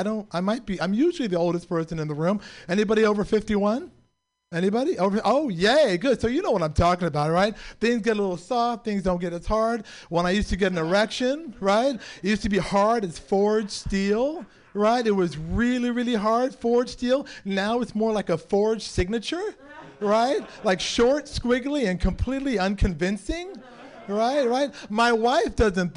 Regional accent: San Francisco, California, United States; born and raised in San Francisco.

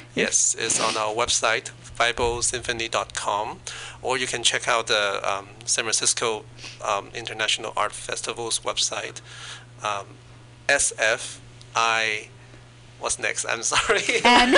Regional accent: China; moved away; I was born in China

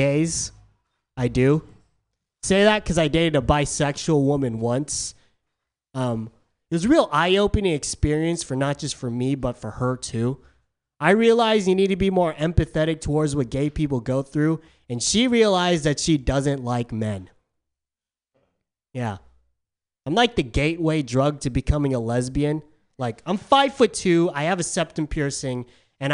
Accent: San Diego, California, United States; moved away as an adult; now in San Francisco, United States; I'm from San Diego. San Diego's a bit more conservative than San Francisco. I was called weird a lot growing up

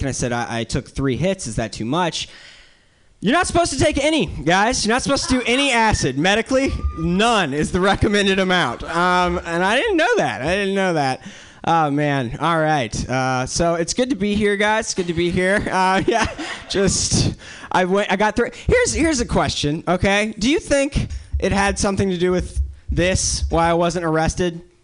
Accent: North Carolina, United States; now in New York City, United States; I'm from the South. Um, I'm from North Carolina

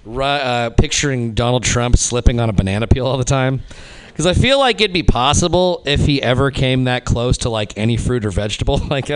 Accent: Reno, Nevada, United States; moved away; my hometown also gets a bad rap. I'm originally from Reno, Nevada

